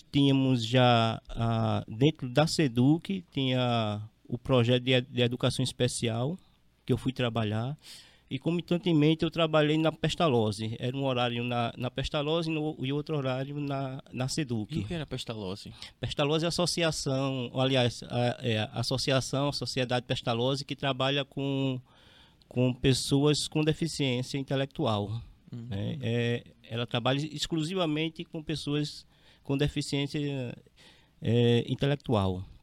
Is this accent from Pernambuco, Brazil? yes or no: yes; Recife, Pernambuco, Brazil; moved away as an adult; also born or lived in Olinda; now in Rondônia, Brazil; Não, não, eu sou de Recife.